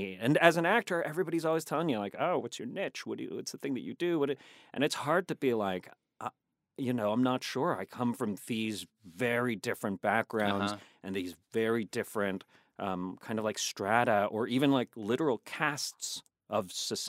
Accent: the South, United States; now in Virginia, United States; I'm the Filipino slash Spanish slash I grew up in the South, you know?

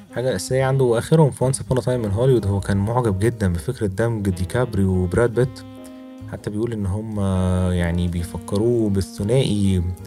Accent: Egypt; عندنا في مصر

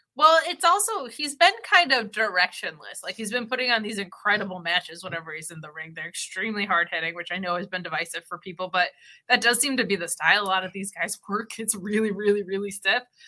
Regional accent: United States; I'm American

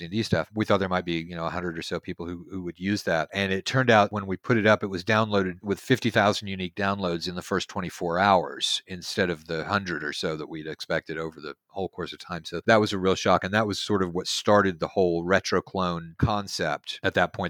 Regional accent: Houston, Texas, United States; now in Cottonwood, United States; I'm from Houston, Texas originally.

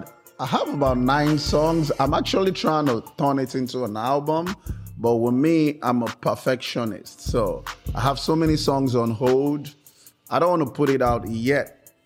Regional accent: Lagos, Nigeria; moved away as an adult; also born or lived in Atlanta, United States; now in Miami, United States; originally I was born and raised in Lagos, Nigeria. I moved down to the United States in 2010. That's like 12 years ago now.

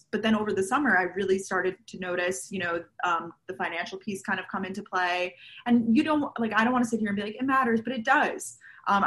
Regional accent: Long Island, New York, United States; moved away as an adult; also born or lived in Georgia, United States; now in New York City, United States; I am originally from Long Island, New York

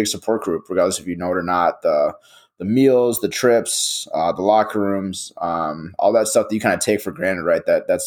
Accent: Edina, Minnesota, United States; we came from Edina where there's a lot of hockey is a big thing

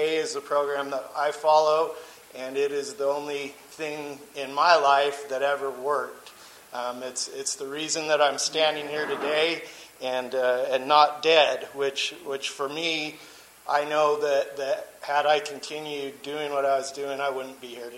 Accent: St. George, Utah, United States; I grew up in St. George, Utah, to a super Mormon family

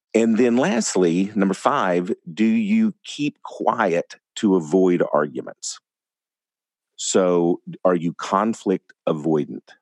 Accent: West Texas, United States; growing up in West Texas

